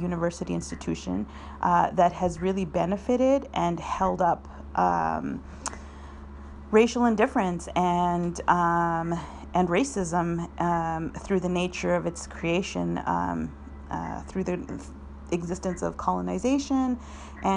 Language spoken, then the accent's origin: English; southern Alberta, Canada; moved away as an adult; also born or lived in Chile / Argentina; now in Victoria, Canada; I am from the Andean region of Chile and traditionally called Waimapu. My family was exiled to Argentina and then immigrated to Canada after the military coup in Chile. So I've been in Canada for several decades now, and I grew up here. I grew up on Blackfoot Territory, which is in southern Alberta